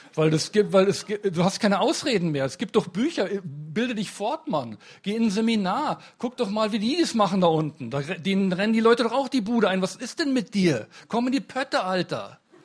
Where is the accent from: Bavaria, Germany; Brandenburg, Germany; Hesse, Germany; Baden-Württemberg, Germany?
Bavaria, Germany; Munich; ich komme aus München